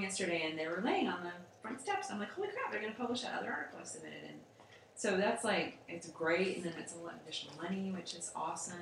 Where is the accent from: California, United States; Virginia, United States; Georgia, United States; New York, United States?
Virginia, United States; Roanoke; moved away; publishes the Roanoke magazine, which I grew up reading in Roanoke